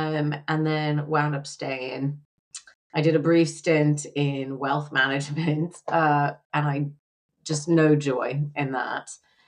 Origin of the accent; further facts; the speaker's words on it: United Kingdom; now in United States; Now I went to university here in America, but I am a British citizen. And so it was easy at the time for me to travel within Europe and teach because we were part of the EU.